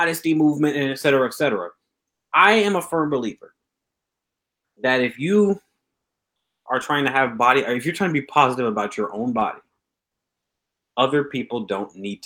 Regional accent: Atlanta, Georgia, United States; now in Fairbanks, United States; I'm from Atlanta, Georgia

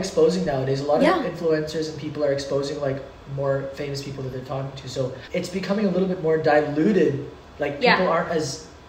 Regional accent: Canada; now in Philippines; I grew up in Canada. I was born in Canada. I grew up in Canada.

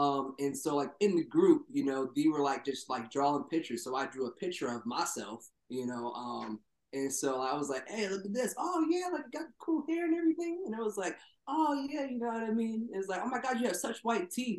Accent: New Jersey, United States; also born or lived in Philadelphia; we're from South

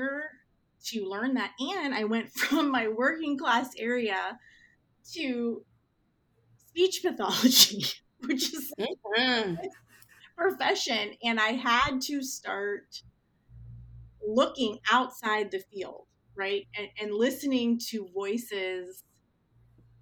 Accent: Northeast Ohio, United States; I grew up in Northeast Ohio, which is a steel mill town

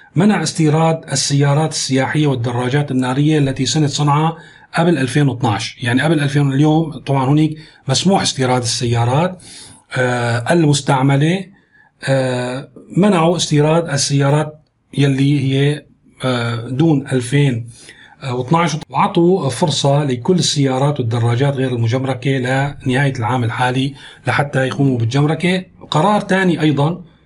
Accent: Syria; نحن كسوريين

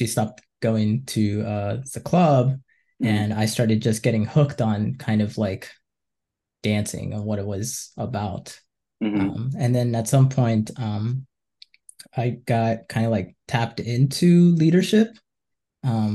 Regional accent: Boca Raton, Florida, United States; also born or lived in Gainesville, Florida; I was born and raised in South Florida in Boca Raton

